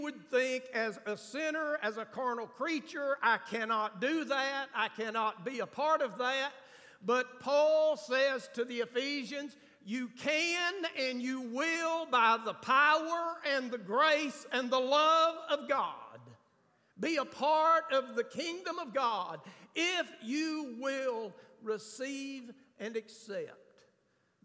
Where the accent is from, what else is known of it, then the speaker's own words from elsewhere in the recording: United States; I'm from Grant County. We don't pronounce a lot of stuff right